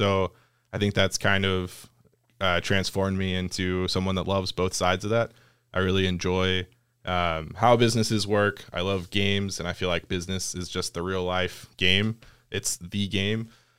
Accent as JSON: {"language": "English", "town": "Hattiesburg", "region": "Mississippi", "country": "United States", "tie": "born there", "said": "Yeah. So like you said, I was born in Hattiesburg, Mississippi."}